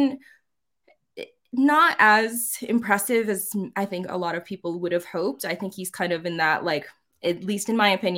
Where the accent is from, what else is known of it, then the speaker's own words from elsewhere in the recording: New England, United States; moved away; also born or lived in South Carolina; I grew up in New England